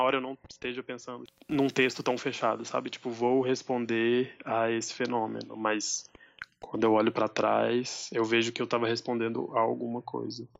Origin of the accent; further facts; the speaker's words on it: Buritizeiro, Minas Gerais, Brazil; Eu nasci aqui, em Buritizeiro, é uma cidade do norte de Minas